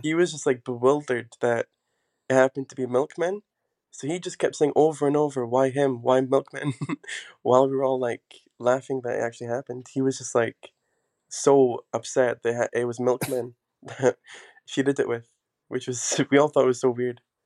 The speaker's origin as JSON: {"language": "English", "region": "Scotland", "country": "United Kingdom", "tie": "born or raised there", "also_born_or_lived": "England / Portugal", "moved": "as an adult", "said": "I've always been in Scotland because I'm like part Scottish"}